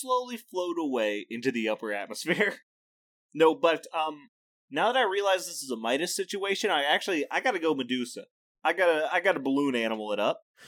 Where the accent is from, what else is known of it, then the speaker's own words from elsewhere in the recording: Midwest, United States; As a Midwesterner